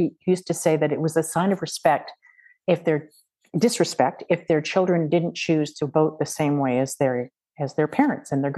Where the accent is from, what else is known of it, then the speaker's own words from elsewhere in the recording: Oakville, Ontario, Canada; I grew up in Oakville, Ontario